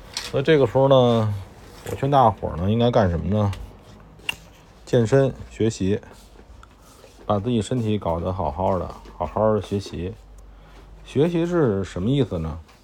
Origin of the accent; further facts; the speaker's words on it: China; 我们中国人是很多的